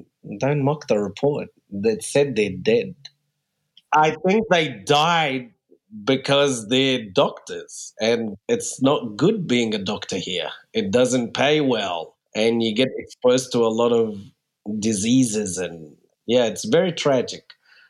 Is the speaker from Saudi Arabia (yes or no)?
yes; Saudi Arabia; born there; also born or lived in Egypt / New Zealand / Australia / Germany; I was born in Saudi Arabia and then moved to Egypt, then New Zealand, then Australia.